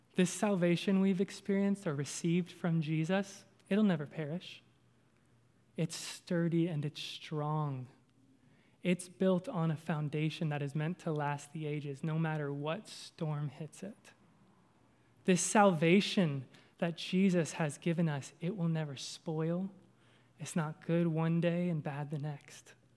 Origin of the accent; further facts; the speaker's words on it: Kentucky, United States; accent: southern; I'm from Kentucky